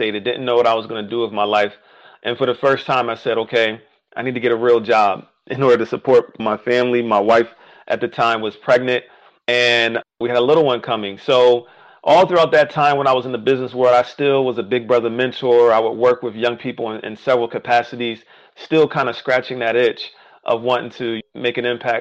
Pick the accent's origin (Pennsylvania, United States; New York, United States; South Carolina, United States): Pennsylvania, United States; Philadelphia; I grew up in West Philly, inner city West Philly